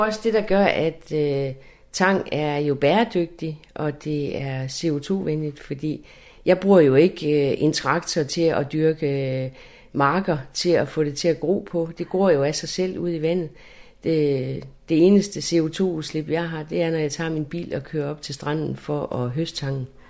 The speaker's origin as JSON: {"language": "Danish", "area": "Læsø", "region": "North Denmark Region", "country": "Denmark", "tie": "born or raised there", "moved": "as an adult", "said": "Jeg er jo født og opvokset på Læsø, og jeg er født op ved Vestø, ved havnen"}